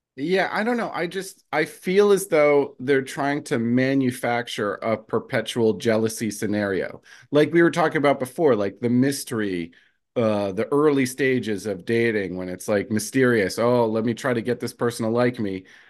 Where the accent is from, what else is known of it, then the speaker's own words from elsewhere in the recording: New Jersey, United States; I'm from Jersey.